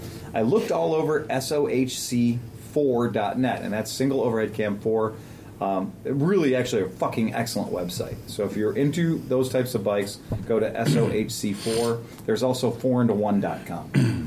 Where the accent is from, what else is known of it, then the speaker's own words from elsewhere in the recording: Cincinnati, Ohio, United States; I'm from Cincinnati.